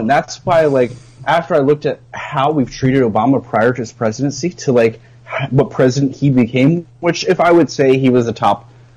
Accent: Lancaster, Pennsylvania, United States; Lancaster, Pennsylvania, my hometown

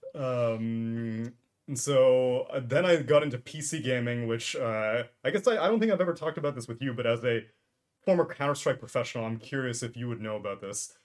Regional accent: Houston, Texas, United States; grew up born and raised in Texas in mm. Houston, Texas.

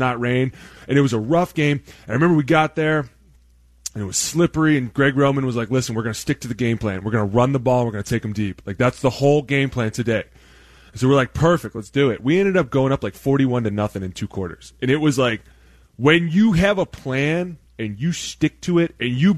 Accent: Cleveland, Ohio, United States; I'm from Cleveland

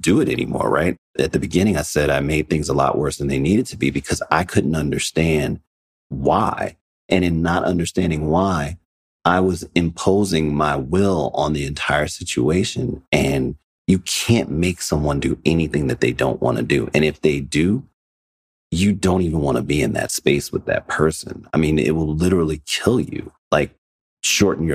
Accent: Chicago, Illinois, United States; moved away as an adult; also born or lived in New York; I'm originally from Chicago

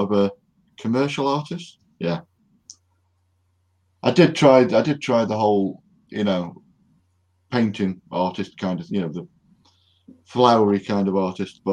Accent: United Kingdom; I'm British

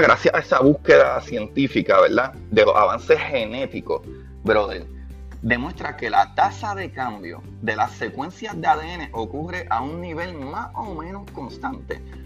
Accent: Puerto Rico; como puertorriqueño

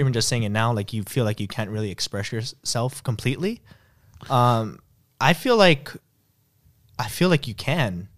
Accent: United States; I'm an American

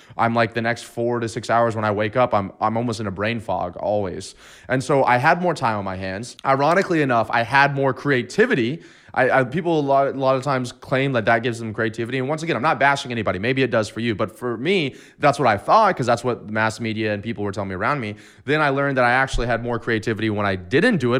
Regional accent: Destin, Florida, United States; going back to my hometown in Destin, Florida

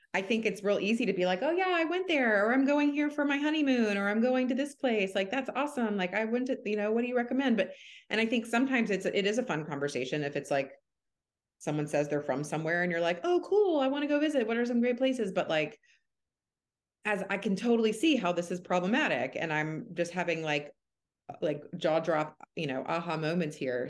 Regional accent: Atlanta, Georgia, United States; moved away as an adult; now in Seattle, United States; I'm from Atlanta and I did med school in Atlanta.

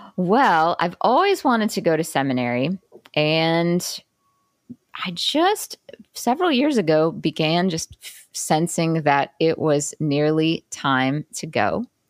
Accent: Jackson, Mississippi, United States; now in New York City, United States; I grew up in Jackson, Mississippi, so you know, relatively uh, smaller city.

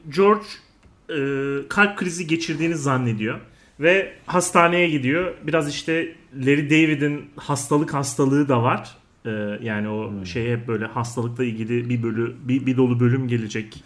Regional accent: İzmir, Turkey; moved away as an adult; also born or lived in Ankara; biz İzmir'de büyüdük

